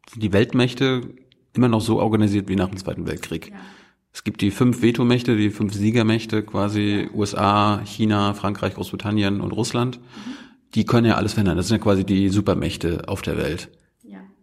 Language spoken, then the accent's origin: German; Germany; als Deutscher